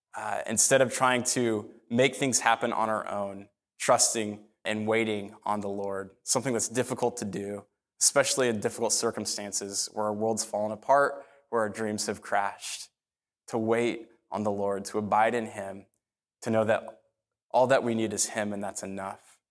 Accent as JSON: {"language": "English", "town": "Phoenix", "region": "Arizona", "country": "United States", "tie": "born or raised there", "said": "I grew up in North Phoenix. I'm a North Phoenix kid"}